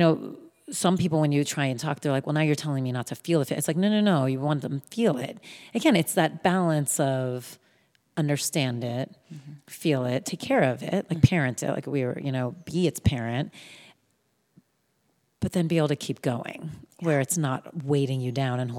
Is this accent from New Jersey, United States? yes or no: yes; New Jersey, United States; I'm from New Jersey